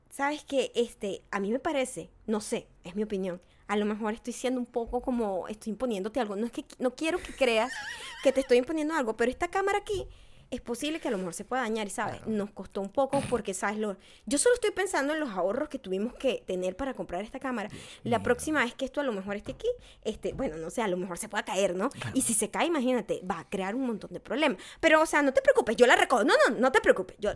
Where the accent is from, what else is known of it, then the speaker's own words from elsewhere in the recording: Mexico; gente mexicana siempre hemos tenido ese, yo siempre he tenido ese choque.